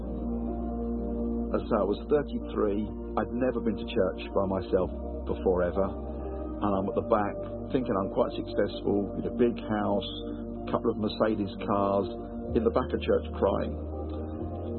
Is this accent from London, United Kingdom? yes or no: yes; Wembley, London, United Kingdom; I was born in Wembley. In the early 60s, as a family, we had very little or no money.